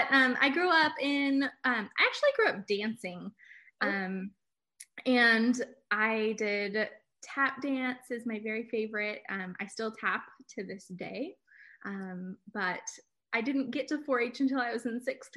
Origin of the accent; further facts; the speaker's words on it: Livermore, California, United States; I grew up in Livermore, California